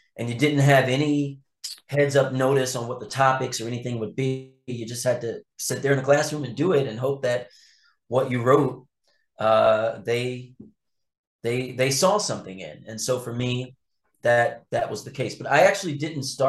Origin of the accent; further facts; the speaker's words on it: Philadelphia, Pennsylvania, United States; also born or lived in Los Angeles / North Carolina / South Carolina; I've been in my hometown of Philadelphia a lot more